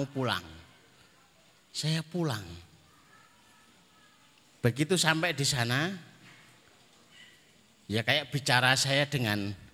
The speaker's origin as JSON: {"language": "Indonesian", "town": "Magetan", "region": "East Java", "country": "Indonesia", "said": "Karena kami dari Madiun walaupun Magetan ya. Kalimatnya Magetan tapi dekatnya Madiun. Bahkan sumur yang sering"}